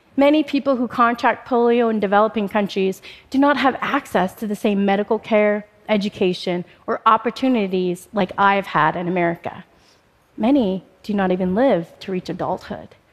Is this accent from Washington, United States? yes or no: yes; Spokane, Washington, United States; also born or lived in Bombay, India; I was adopted by an American family and I moved to Spokane, Washington just shortly after my third birthday